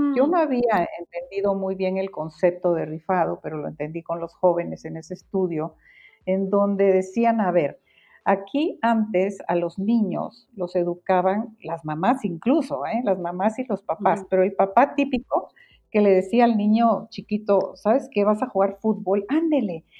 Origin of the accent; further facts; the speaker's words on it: Guatemala; moved away as an adult; now in Mexico; Yo soy, yo nací en Guatemala, ahorita soy mexicana, más mexicana que el mole